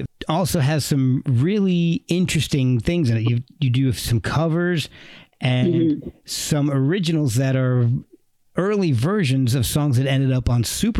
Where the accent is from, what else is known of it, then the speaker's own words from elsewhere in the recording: New Jersey, United States; growing up in New Jersey